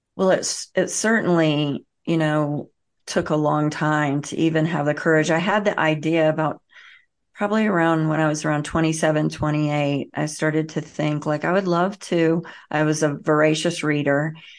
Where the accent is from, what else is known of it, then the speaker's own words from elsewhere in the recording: the South, United States; I grew up in the South and the Bible Belt